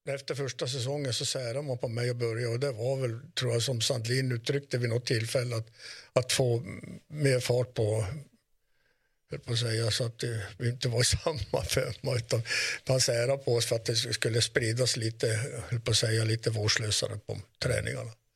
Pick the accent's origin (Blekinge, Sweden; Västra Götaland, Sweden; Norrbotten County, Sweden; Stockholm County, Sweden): Norrbotten County, Sweden; Kiruna; är vi uppvuxna i Kiruna, inte i Salmi